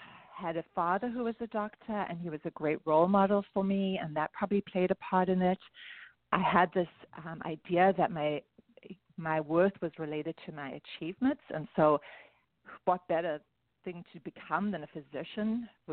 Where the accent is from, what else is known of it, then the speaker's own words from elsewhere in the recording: South Africa; moved away; you can hear I have an accent. So I wasn't born here. I was born in South Africa